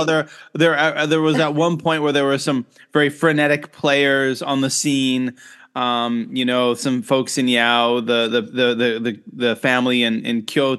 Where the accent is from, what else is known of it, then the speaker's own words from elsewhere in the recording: Canada; moved away; growing up in Canada